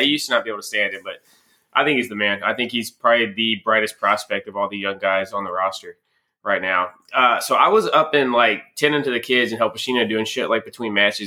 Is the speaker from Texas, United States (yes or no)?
yes; Texas, United States; I grew up in Texas